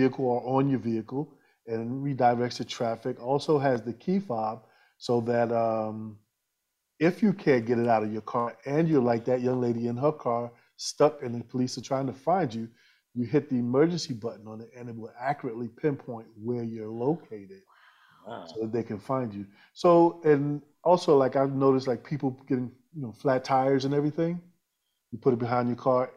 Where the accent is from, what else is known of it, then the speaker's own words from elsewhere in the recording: New York, United States; I'm originally from New York, ex-military